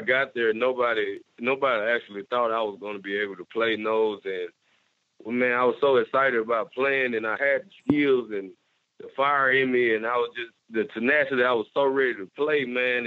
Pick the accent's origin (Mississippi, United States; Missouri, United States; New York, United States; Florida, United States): Mississippi, United States; Batesville; I'm a Mississippi guy, and you know, I care for my state, I care for my hometown